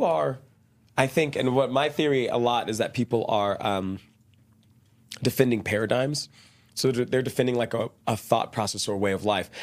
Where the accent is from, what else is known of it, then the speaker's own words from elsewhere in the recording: Dallas, Texas, United States; moved away as an adult; also born or lived in Brazil; now in Utah, United States; I grew up really shy in Texas, Dallas, Texas